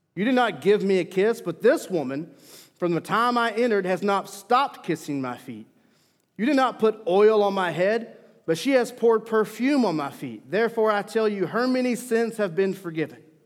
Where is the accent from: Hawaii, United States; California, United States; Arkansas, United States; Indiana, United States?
Arkansas, United States; Mena; I grew up in Mena, Arkansas. And being from the South